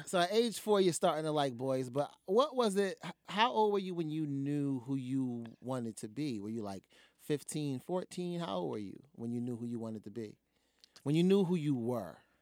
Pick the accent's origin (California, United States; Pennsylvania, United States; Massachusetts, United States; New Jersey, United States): New Jersey, United States; I'm from Jersey.